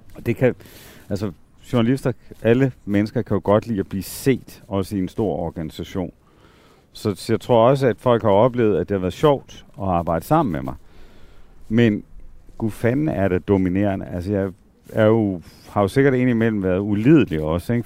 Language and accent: Danish; Southern Jutland, Southern Denmark, Denmark; moved away; mit barndomshjem øh, nede i Sønderland. Altså, hvor øh, voksede op i sådan en lærerfamilie